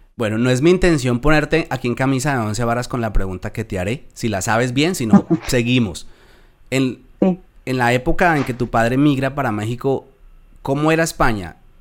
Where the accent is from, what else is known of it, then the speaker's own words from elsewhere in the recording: Colombia; accent: Colombian; moved away as an adult; now in Spain; mi acento se conserva muy bien eh, en cuanto al colombiano